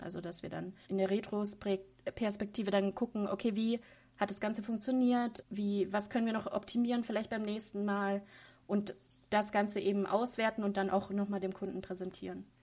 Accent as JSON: {"language": "German", "town": "Munich", "region": "Bavaria", "country": "Germany", "tie": "born or raised there", "also_born_or_lived": "Passau / Bayreuth", "said": "weil das meine Heimatstadt ist"}